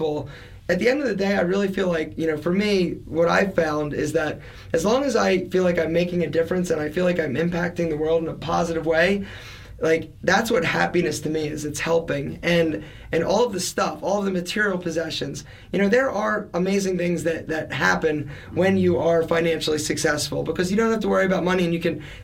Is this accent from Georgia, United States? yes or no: no; Philadelphia, Pennsylvania, United States; I'm an Italian from Philadelphia